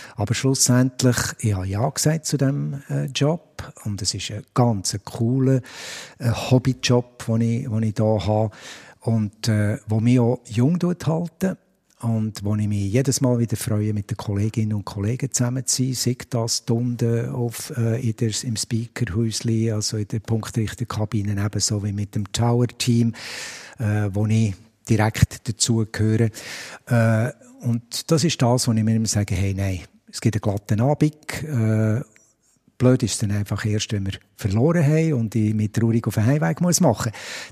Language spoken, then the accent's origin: German; Biel, Bern, Switzerland; als Bieler